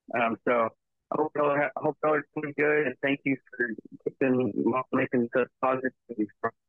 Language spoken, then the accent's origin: English; East Texas, United States; I'm calling today. I'm from East Texas.